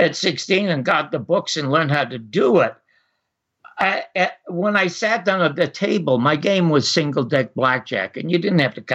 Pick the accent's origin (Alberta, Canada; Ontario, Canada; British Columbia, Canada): Ontario, Canada; Toronto; I was born in Toronto